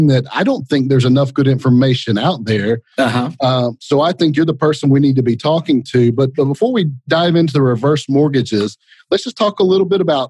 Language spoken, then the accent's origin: English; Lake Lanier, Georgia, United States; Growing up on Lake Lanier